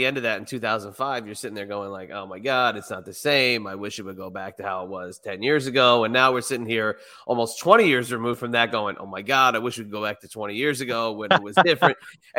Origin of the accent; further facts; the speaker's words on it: New England, United States; So growing up in the New England area, you know, obviously WWF is going to be the number one.